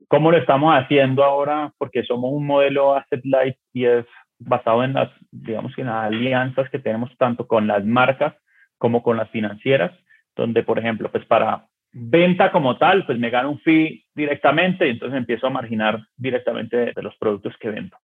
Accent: Colombia; Yo que soy colombiano

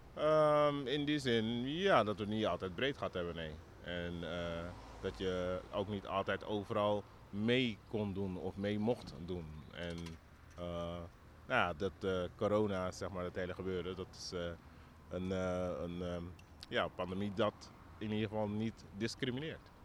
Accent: Suriname; now in Netherlands; ik kom uit Suriname

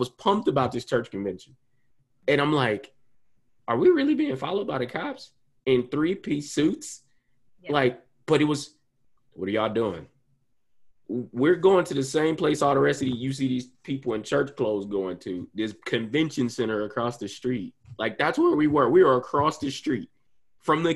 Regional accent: Columbus, Ohio, United States; my hometown, Columbus, Ohio

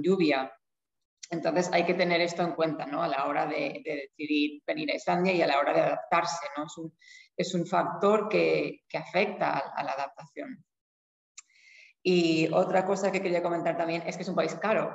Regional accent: Spain; now in Iceland; Yo soy de España

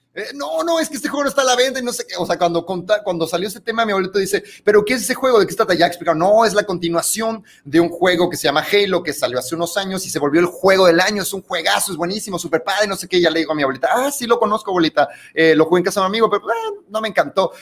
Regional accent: Mexico City, Mexico; also born or lived in Monterrey, Nuevo León; nos mudamos a la Ciudad de México.

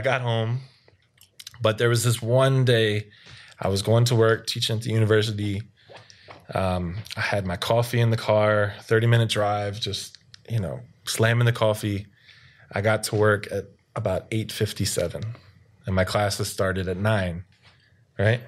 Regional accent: Baltimore, Maryland, United States; now in South Korea; No one knows where Baltimore is

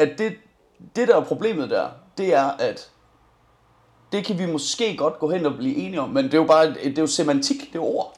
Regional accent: Denmark; jeg er dansker, ja, nej det er stadig ikke Amsterdam, min far er irlænder.

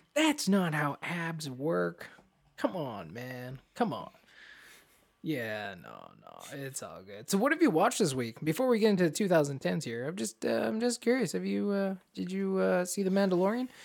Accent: Canada; As Canadians

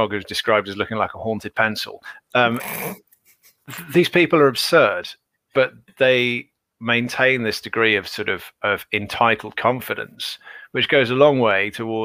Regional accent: England, United Kingdom; I'm tall and not very upper class, but I am still English

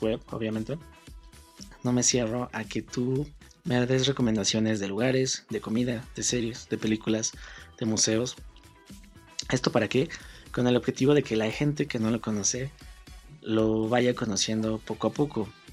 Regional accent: Mexico City, Mexico; soy mexicano originario de la Ciudad de México

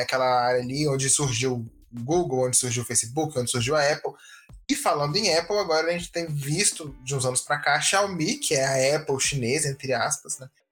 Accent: Brazil; a gente é brasileiro. Eu nunca vi neve na minha vida, né? Eu nunca passei o Natal fora do Brasil

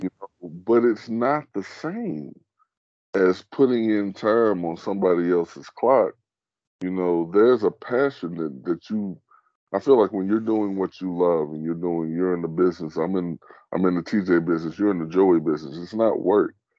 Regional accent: United States; I'm an American

